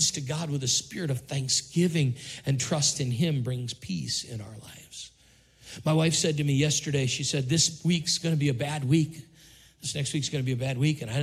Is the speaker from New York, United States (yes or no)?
yes; Syracuse, New York, United States; now in Richmond, United States; We grew up in Syracuse where it's 100 inches of snow every winter